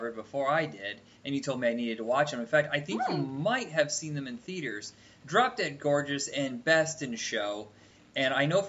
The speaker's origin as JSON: {"language": "English", "region": "Indiana", "country": "United States", "tie": "born or raised there", "said": "we grew up in Indiana, listeners, and we lived in a small town"}